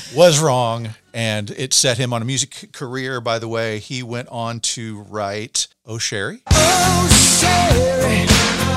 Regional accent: Arkansas, United States; I'm from Arkansas

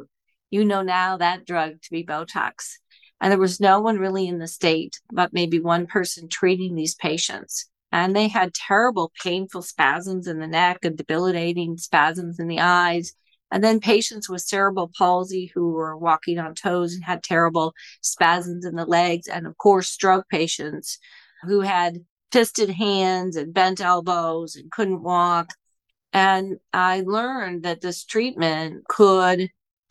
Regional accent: Indianapolis, Indiana, United States; now in Buffalo, United States; I grew up in Indiana, and my father is a physician

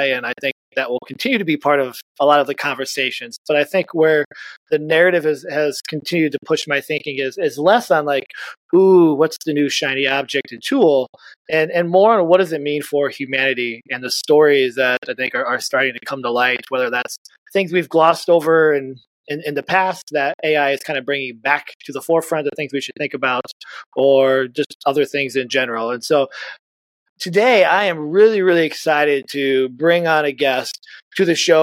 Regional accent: Indiana, United States; now in Iowa, United States; I grew up in Indiana. I live in Iowa

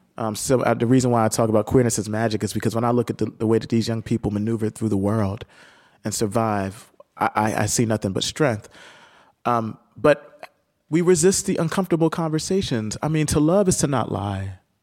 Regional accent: Camden, New Jersey, United States; moved away

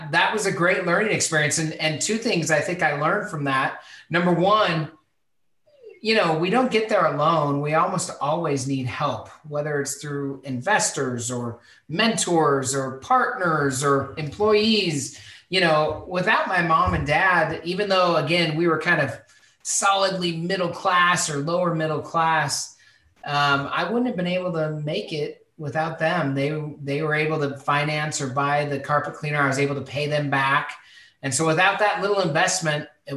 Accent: Spokane, Washington, United States; I grew up in Spokane, Washington

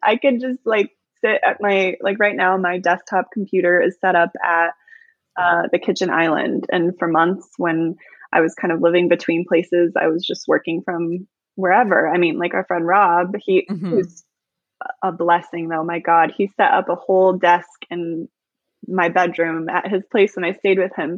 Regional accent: Illinois, United States; I'm from Illinois

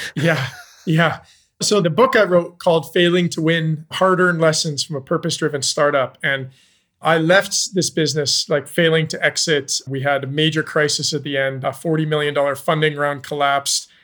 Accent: Canada; moved away as an adult; also born or lived in Zambia; I'm Canadian. I moved to Zambia in two thousand and nine.

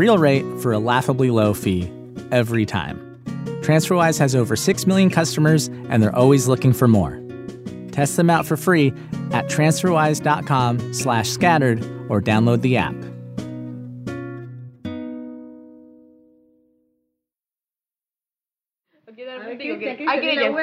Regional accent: Inglewood, California, United States; I grew up in Inglewood under the flight path of LAX

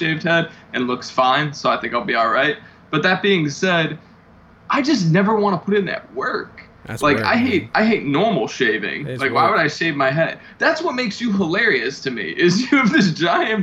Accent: Chicago, Illinois, United States; I'm from Chicago

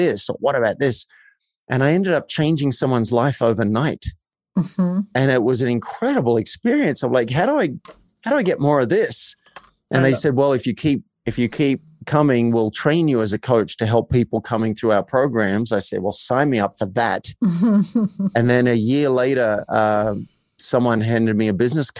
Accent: Australia; I grew up in a country town in Australia.

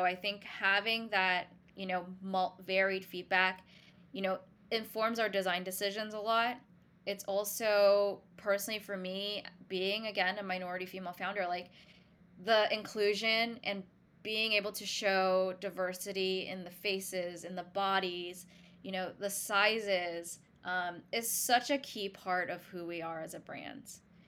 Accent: New York, United States; And being a New Yorker too, like, I wear so much black.

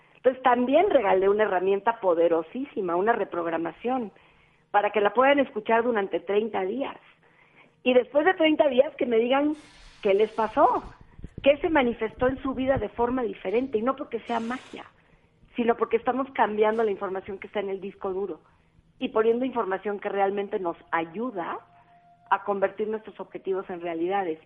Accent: Cali, Valle del Cauca, Colombia; now in Mexico; soy caleña con mucho orgullo

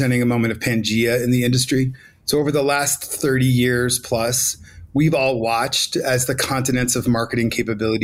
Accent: New York City, New York, United States; I love Brooklyn. That's my hometown, but I am here in Mexico City

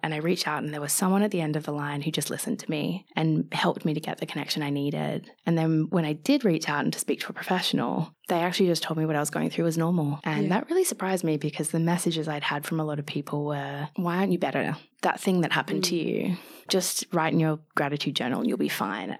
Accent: Australia; moved away as an adult; also born or lived in London; I'm Australian, living away from home.

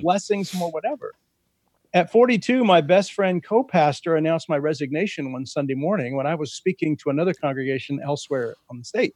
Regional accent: Central California, United States; in my father's vineyard growing up in Central California

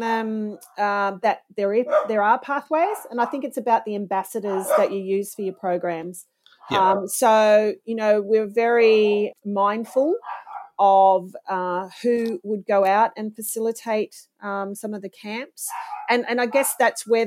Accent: Sydney, New South Wales, Australia; I grew up in Sydney

